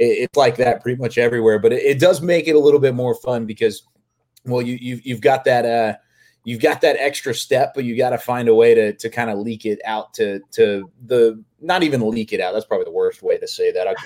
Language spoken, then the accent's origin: English; Waco, Texas, United States; growing up in Waco and being around the NFL, I was a huge college football fan, huge Baylor football fan